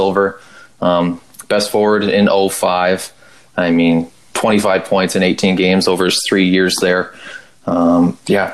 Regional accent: Canada; speaking as like a Canadian

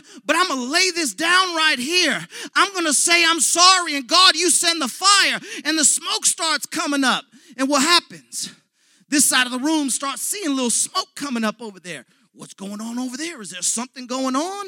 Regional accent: United States; I was born here in America.

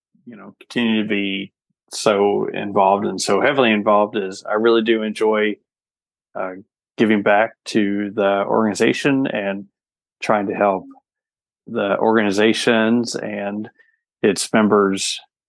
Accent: Louisville, Kentucky, United States; I'm from Louisville, Kentucky.

